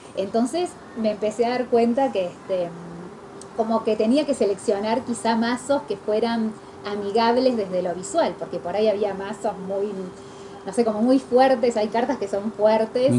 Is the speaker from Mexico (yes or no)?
no; Argentina; moved away as an adult; now in Turin, Italy; yo soy argentina, nos estamos encontrando acá en Milán, en, este bar, pero en realidad yo en donde vivo es en Torino